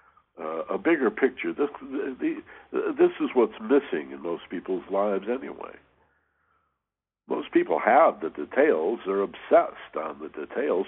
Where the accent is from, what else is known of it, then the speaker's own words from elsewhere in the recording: Michigan, United States; We had these wonderful ravines where I grew up in Michigan